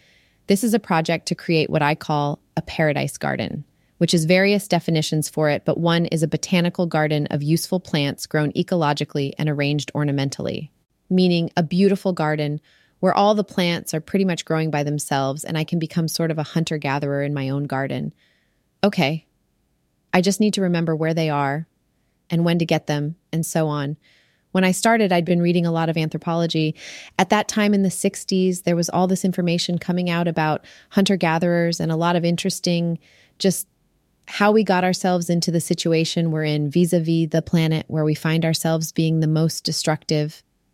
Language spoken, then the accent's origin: English; Detroit, Michigan, United States; also born or lived in Borneo; now in North Carolina, United States; I grew up in Detroit. My family moved is what got me into North Carolina.